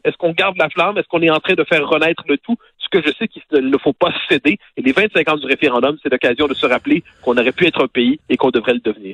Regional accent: Quebec, Canada; chez nous au Québec

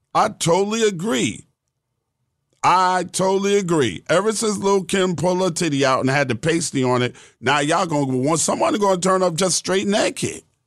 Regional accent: New York City, New York, United States; I'm from Jamaica Queens

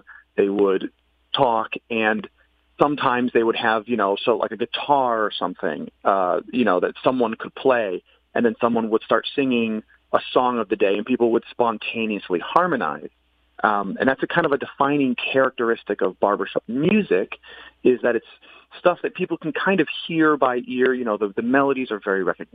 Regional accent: Farmington, Connecticut, United States; I'm a Connecticut born and raised native. I was raised in Farmington

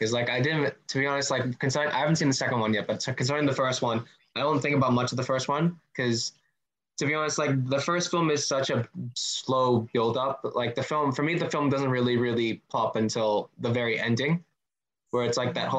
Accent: Philippines; So it's called, Filipinos, we're Filipino, it's close enough.

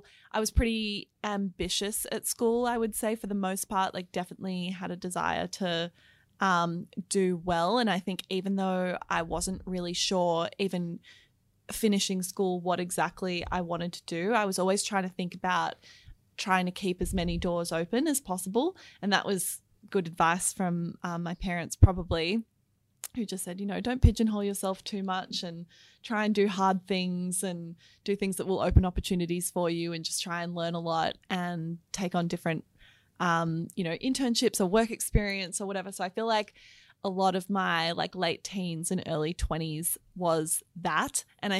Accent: Melbourne, Victoria, Australia; now in Sydney, Australia; So I was born in Sydney, but really grew up in Melbourne, actually. So it's really nice to be back in Melbourne today because I now live back in Sydney. But yeah, I grew up in the eastern suburbs.

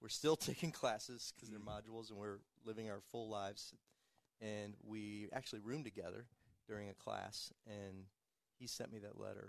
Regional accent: Ohio, United States; moved away as an adult; living out in Ohio in my hometown and doing my thing in student ministries

